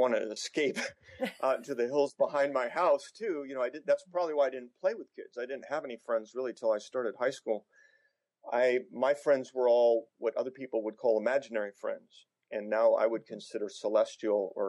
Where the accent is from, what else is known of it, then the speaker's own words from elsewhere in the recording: Newport Beach, California, United States; I grew up in Newport Beach